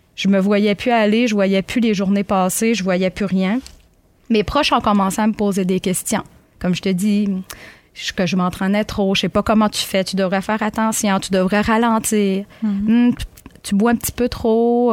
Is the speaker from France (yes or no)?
no; Magdalen Islands, Quebec, Canada; moved away as an adult; now in Gaspé, Canada; je suis originaire des îles de la Madeleine.